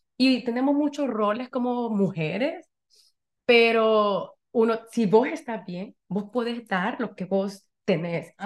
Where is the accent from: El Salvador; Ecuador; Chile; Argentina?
El Salvador; now in Connecticut, United States; soy salvadoreña, vivo aquí en Connecticut